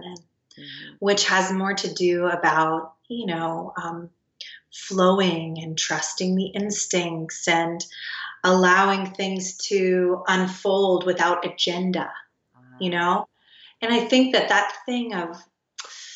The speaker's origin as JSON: {"language": "English", "region": "the South", "country": "United States", "tie": "born or raised there", "said": "I grew up in the South"}